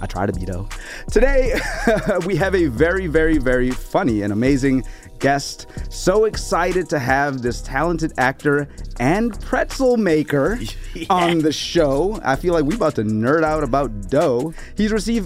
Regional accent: the South, United States; now in New York, United States; I'm from the South

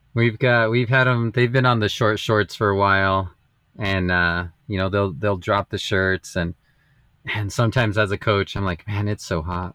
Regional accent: Las Vegas, United States; I grew up in in Las Vegas

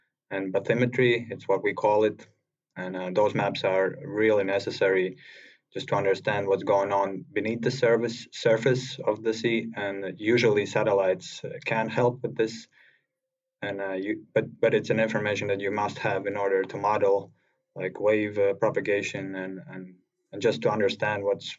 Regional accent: Latvia; I'm from Latvia, and it's relatively small country in the northeast part of Europe

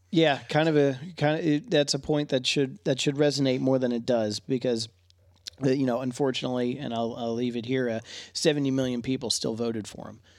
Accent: Wilmington, Delaware, United States; my hometown of Wilmington, Delaware

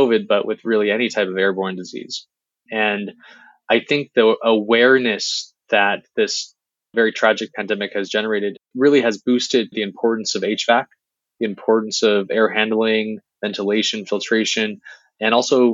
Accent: Beijing, China; moved away; I was born in Beijing

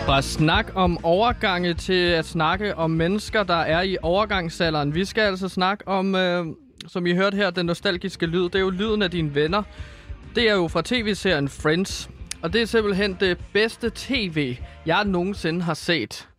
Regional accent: Herlev, Capital Region of Denmark, Denmark; i Herlev, hvor jeg er fra

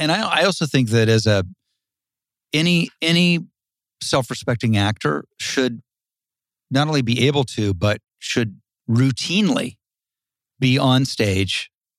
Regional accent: Dayton, Ohio, United States; moved away; No, I'm from the Midwest. I'm from Ohio.

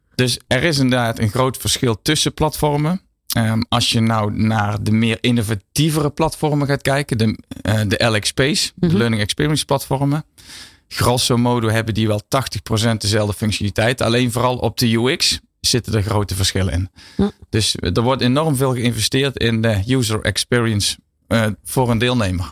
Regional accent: Netherlands; ons als Nederlanders

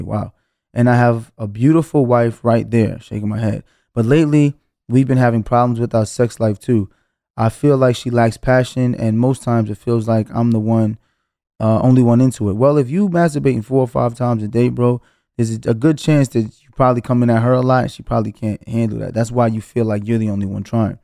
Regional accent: New York City, New York, United States; felt like Brooklyn was going to be the place where I spent my entire life

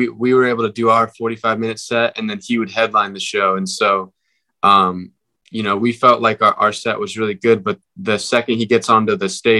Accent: Northern California, United States; we're from Northern California

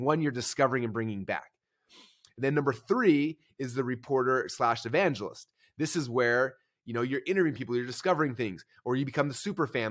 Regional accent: Boise, Idaho, United States; I'm from Boise, Idaho

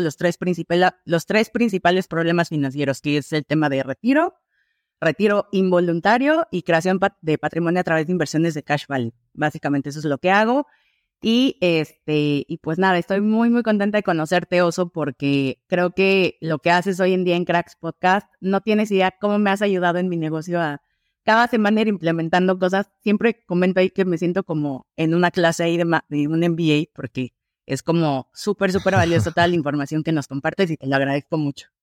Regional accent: Mexico City, Mexico; Yo soy de Ciudad de México

